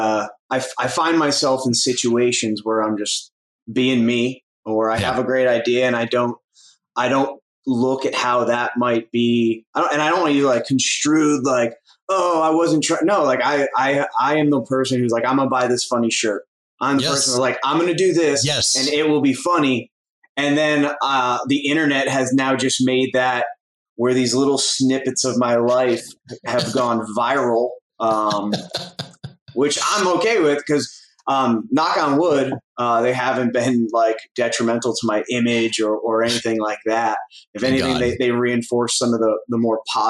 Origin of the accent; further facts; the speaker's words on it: Northern Connecticut, United States; I grew up in Northern Connecticut